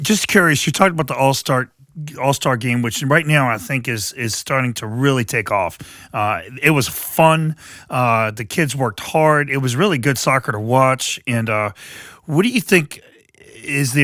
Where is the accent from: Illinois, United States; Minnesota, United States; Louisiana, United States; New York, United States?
Louisiana, United States; New Iberia; now in New Orleans, United States; when I was growing up in New Iberia